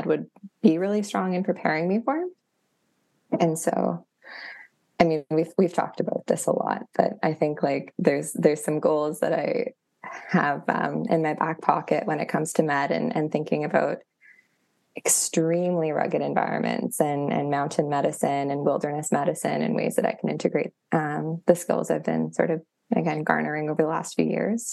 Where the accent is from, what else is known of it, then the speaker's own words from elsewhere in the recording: Thunder Bay, Ontario, Canada; I'm from Thunder Bay and I've spent most of my life playing on the North Shore of Superior